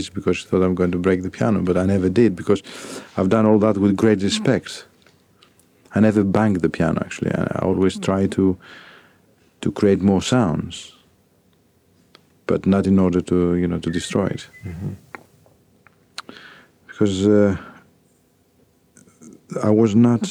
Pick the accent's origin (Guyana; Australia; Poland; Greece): Greece; Athens, Attica; moved away as an adult; also born or lived in Volos, Greece / Paris, France; now in London, United Kingdom; I grew up in Athens.